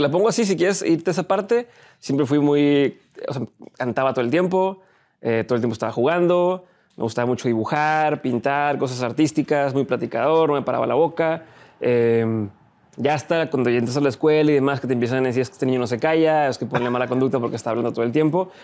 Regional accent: Monterrey, Nuevo León, Mexico; also born or lived in Torreón; De aquí de Monterrey

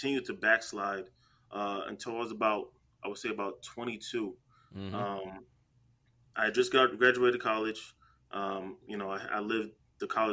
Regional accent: New Jersey, United States; I'm from Jersey, so in the Bronx

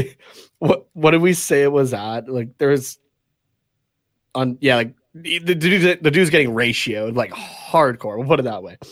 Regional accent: Canada; we're from Canada.

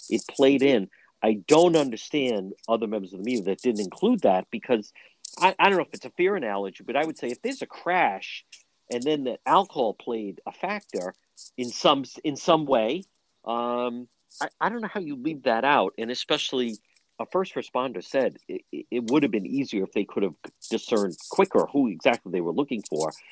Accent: Cranston, Rhode Island, United States; I grew up right there in Edgewood. I grew up a quarter mile from there.

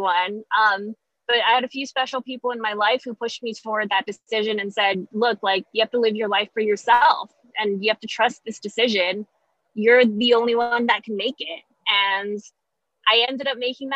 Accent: Guam; moved away as an adult; also born or lived in New York; now in San Antonio, United States; I'm originally from Guam, moved to New York in 2014

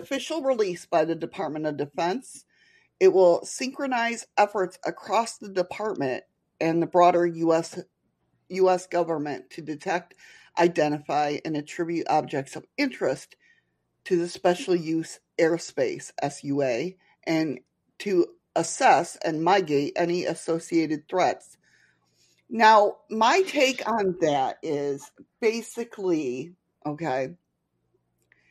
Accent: Batavia, New York, United States; moved away

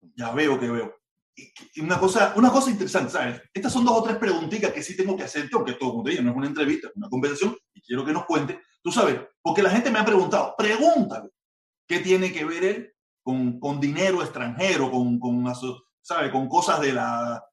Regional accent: Cuba; moved away as an adult; now in Miami, United States; Yo me fui de Cuba hace ya casi 20 años

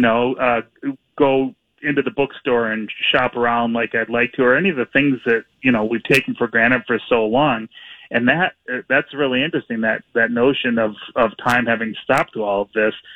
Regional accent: Minneapolis, Minnesota, United States; I grew up here in Minneapolis and mm-hmm. and have lived here for just about my whole life.

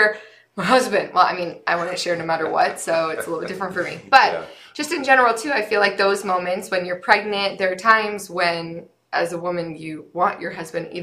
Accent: St. George, Utah, United States; we both grew up in southern Utah.

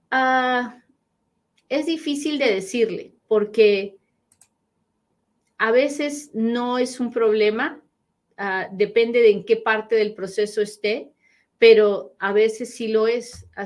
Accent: Nicaragua; now in United States; ya yo estoy en los Estados Unidos desde el 88, soy de Nicaragua, pero ah, soy de Nicaragua

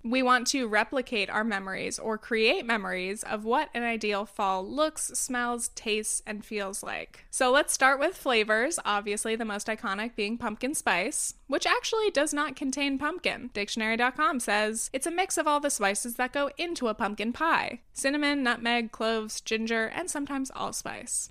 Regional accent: Southern California, United States; moved away as an adult; also born or lived in New York; I grew up in Southern California, a place with basically two seasons, hot or slightly chilly.

